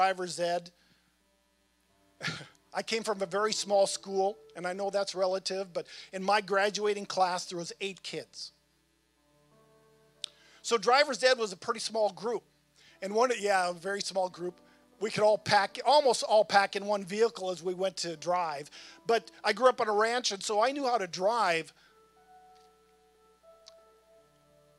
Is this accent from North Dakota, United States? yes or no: yes; North Dakota, United States; moved away as an adult; also born or lived in Virginia; now in Winchester, United States; I'm from North Dakota.